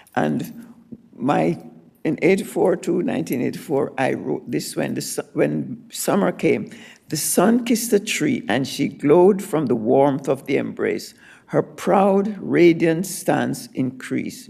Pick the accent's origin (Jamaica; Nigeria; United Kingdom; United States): Jamaica; moved away; I was born in Jamaica, and I said, there are many crossroads in my Jamaican life